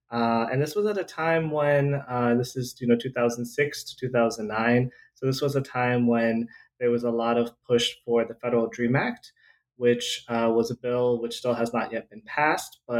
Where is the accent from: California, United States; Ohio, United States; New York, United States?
California, United States; Southern; so I uh, grew up in Southern California. I was born and raised in Southern California. My mom is a refugee from Vietnam, and my dad is an immigrant from